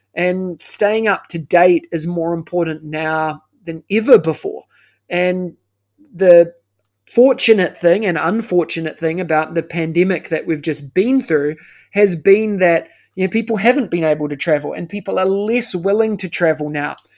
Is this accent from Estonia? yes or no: no; New Zealand; moved away as an adult; now in Singapore; I am originally, as you can tell by the accent, uh, I'm from New Zealand